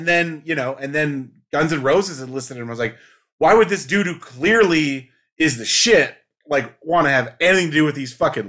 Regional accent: Cedar Rapids, Iowa, United States; I grew up in Cedar Rapids, Iowa, which is the most suburban, like, thing you could ever be.

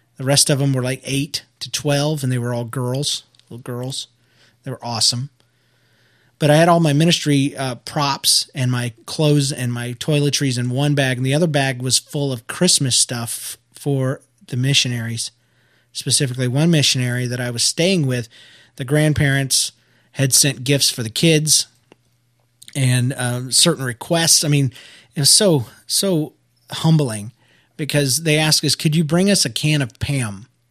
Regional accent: United States; I'm American

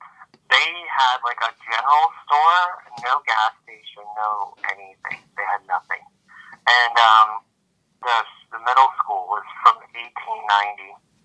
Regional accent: Midwest, United States; It's a funny place growing up in the Midwest.

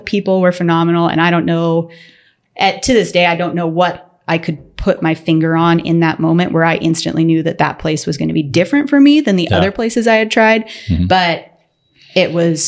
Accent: Western Washington, United States; I grew up in Western Washington.

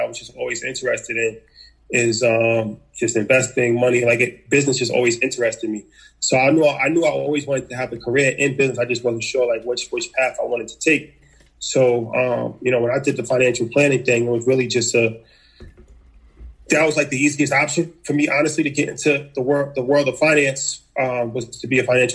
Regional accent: New York, United States; also born or lived in Hawaii; I come from New York. Just grew up like, you know, regular kid

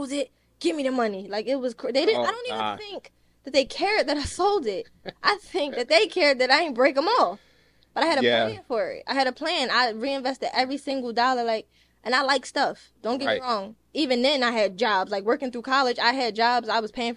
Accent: Philadelphia, Pennsylvania, United States; I'm from Philadelphia

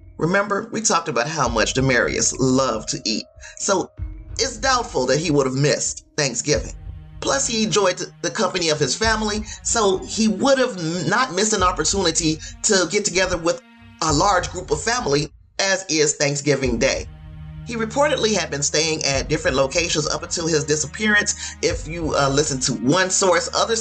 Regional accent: Gary, Indiana, United States; Indiana, of course, is my home state. I'm from Gary, Indiana

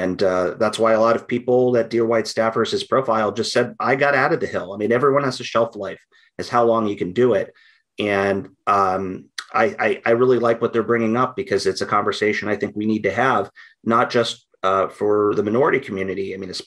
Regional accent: Midwest, United States; moved away as an adult; also born or lived in Alexandria / Washington, District of Columbia, United States; I'm from the Midwest and I got guns.

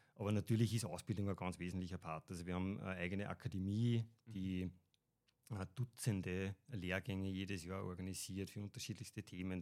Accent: Upper Austria, Austria; bin aus Oberösterreich

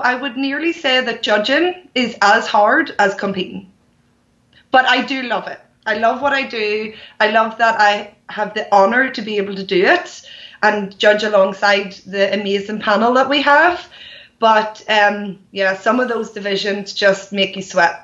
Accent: Ireland; I have a dance studio in my hometown.

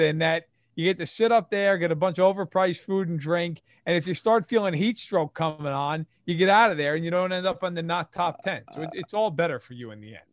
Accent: New York, United States; being a New Yorker.

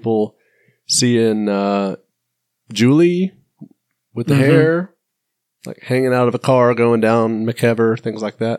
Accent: northern suburb of Atlanta, Georgia, United States; To be fair, I'm not from Hotlanta. I'm a northern suburb.

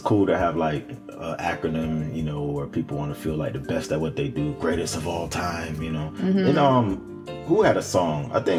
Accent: Jamaica; I'm from Jamaica.

